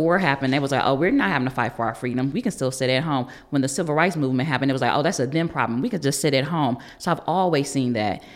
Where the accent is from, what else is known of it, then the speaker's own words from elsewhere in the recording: Cleveland, Ohio, United States; born and raised in Cleveland.